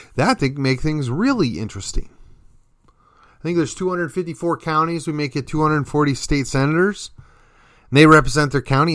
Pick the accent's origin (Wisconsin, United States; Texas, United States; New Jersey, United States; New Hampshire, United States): Texas, United States; as a Texan